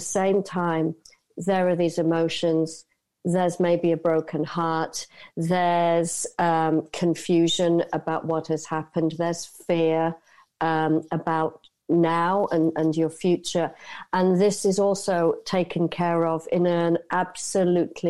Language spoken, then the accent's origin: English; United Kingdom; moved away as an adult; also born or lived in Asia; I'm born and raised in the United Kingdom, I spent 30 years out in Asia